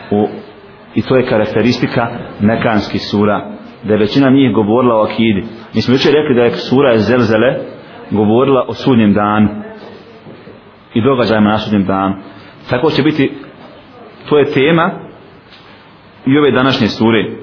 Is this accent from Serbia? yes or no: no; Bosnia & Herzegovina; kod nas u Bosni